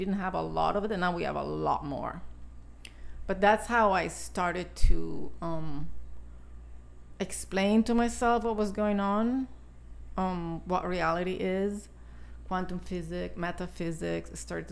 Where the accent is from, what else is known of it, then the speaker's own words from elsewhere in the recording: Italy; moved away; I was born and raised in Italy